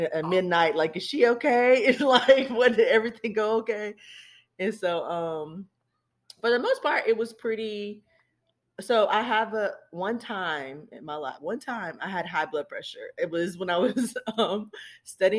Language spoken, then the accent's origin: English; Charlotte, North Carolina, United States; moved away as an adult; now in South Carolina, United States; I was born and raised in Charlotte, North Carolina